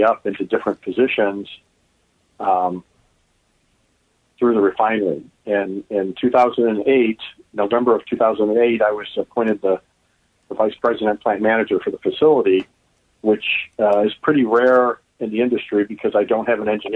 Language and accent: English; Oak Park, Illinois, United States; also born or lived in Chicago / Downers Grove; I was born in Chicago and raised in Oak Park